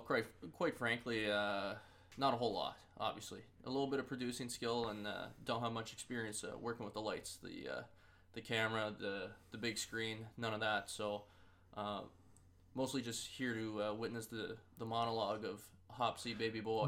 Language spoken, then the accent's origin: English; Orleans, Ontario, Canada; now in Fayetteville; I'm from Orleans, Ontario.